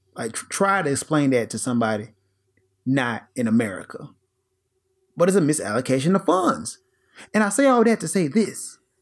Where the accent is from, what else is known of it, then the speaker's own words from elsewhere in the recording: Memphis, Tennessee, United States; moved away as an adult; also born or lived in Japan; I am presently relocated into my home state, Tennessee, in the great city of Memphis